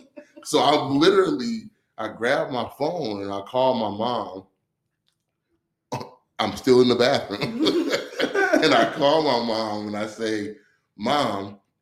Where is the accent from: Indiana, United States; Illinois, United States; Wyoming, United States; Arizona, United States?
Illinois, United States; Chicago; also born or lived in Waterloo, United States; I'm from Chicago. I grew up between Chicago and a small town in Waterloo, Iowa.